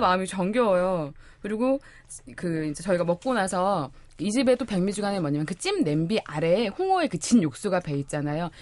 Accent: Jeolla, South Korea; now in Seoul, South Korea; 저의 고향 전라도

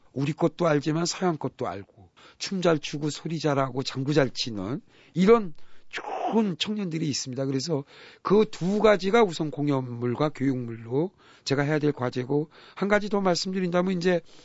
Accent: Buyeo, South Chungcheong, South Korea; moved away; 우리 고향 충남 부여에

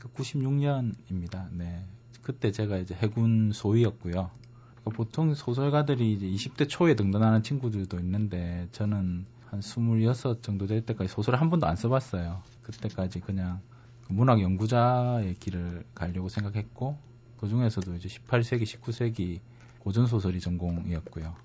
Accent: Changwon, South Gyeongsang, South Korea; moved away; 경상남도 진해인데요. 지금은 뭐 창원시 진해구 이렇게 바뀌었는데 그게 제 고향입니다.

